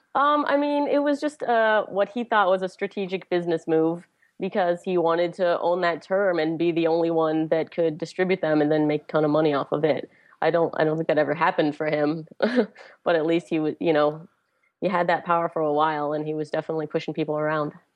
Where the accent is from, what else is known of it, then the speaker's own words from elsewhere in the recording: Pittsburgh, Pennsylvania, United States; it's my hometown